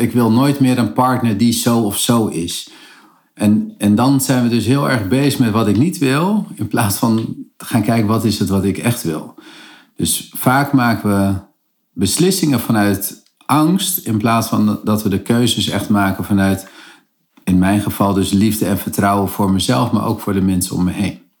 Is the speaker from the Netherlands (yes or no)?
no; Cape Verde; de Kaapveerdse eilanden waar ik vandaan kom